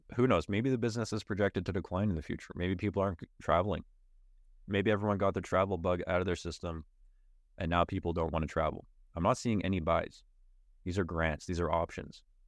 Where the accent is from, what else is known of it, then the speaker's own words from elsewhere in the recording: Canada; as a Canadian